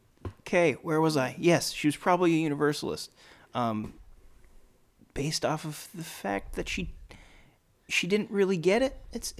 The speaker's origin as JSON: {"language": "English", "region": "Newfoundland and Labrador", "country": "Canada", "said": "I'm from Newfoundland"}